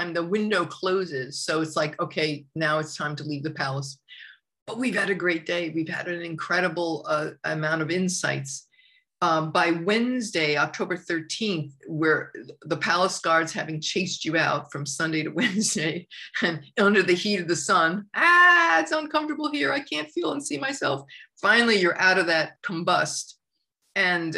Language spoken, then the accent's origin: English; suburbs of Long Island, New York, United States; moved away; I grew up in New York, in the culture of New York and in the suburbs of Long Island.